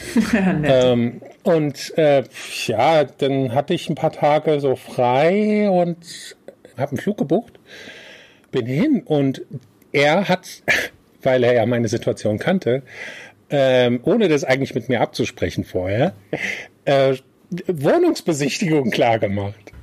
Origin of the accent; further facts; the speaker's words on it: Germany; German is a second language; also born or lived in small village abroad (country not named); now in Malta; dann bin ich schon mit sechs nach Deutschland gekommen und konnte kein Wort Deutsch sprechen